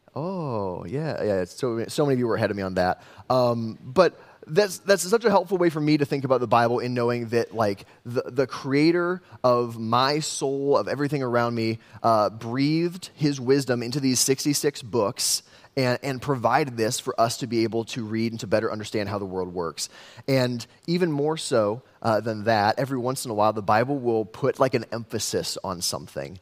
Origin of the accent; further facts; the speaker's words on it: West Des Moines, Iowa, United States; I grew up in West Des Moines, city boy through and through